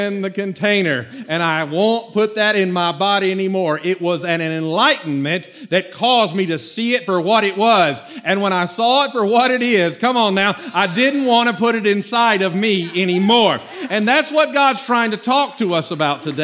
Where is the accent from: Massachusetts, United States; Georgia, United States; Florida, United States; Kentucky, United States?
Georgia, United States; Norcross; I grew up on Buford Highway, but before that, the first few years of my life, where my parents were from, a little place